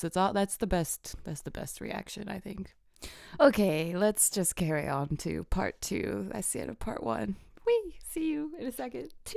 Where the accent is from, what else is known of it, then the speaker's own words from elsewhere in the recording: Illinois, United States; I grew up in Illinois where earthquakes don't happen there